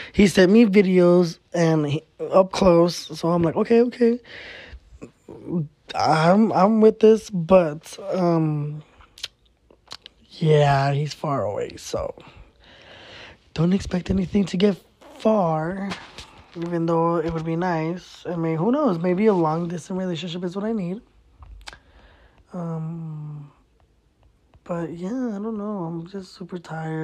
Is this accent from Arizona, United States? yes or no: yes; Arizona, United States; I was born here in Arizona